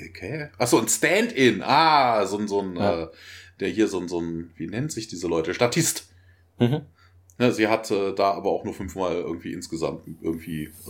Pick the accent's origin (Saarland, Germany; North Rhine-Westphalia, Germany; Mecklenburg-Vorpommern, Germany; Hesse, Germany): North Rhine-Westphalia, Germany; Bonn; Ich komme ja aus Bonn, da wird das ja